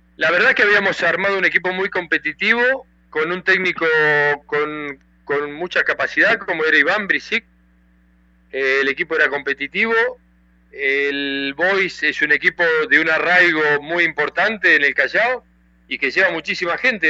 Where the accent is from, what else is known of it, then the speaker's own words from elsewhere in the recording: Argentina; moved away as an adult; also born or lived in Peru; estoy en mi país, estoy en Argentina